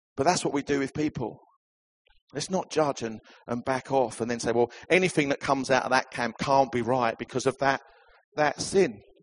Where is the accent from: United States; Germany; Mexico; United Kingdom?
United Kingdom; Essex, East of England; I come from Essex.